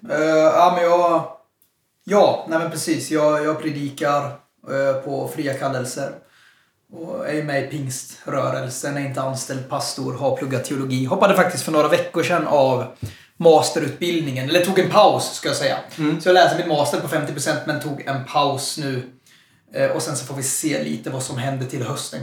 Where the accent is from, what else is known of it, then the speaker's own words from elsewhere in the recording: Jönköping, Jönköping County, Sweden; also born or lived in Stockholm; jag är född i Stockholm och flyttade till Jönköping. Jag var väldigt ung, så jag, jag är Jönköpingsbo in i märg och ben